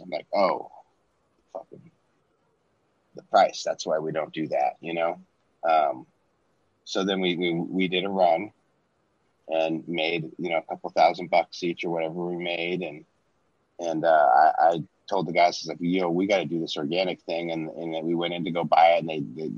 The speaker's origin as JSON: {"language": "English", "region": "Washington", "country": "United States", "tie": "born or raised there", "also_born_or_lived": "Portland / Minnesota", "said": "I grew up in Washington"}